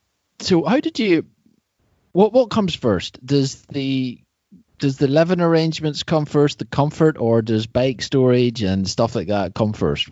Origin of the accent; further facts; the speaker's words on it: Ireland; Well, I'm from Ireland.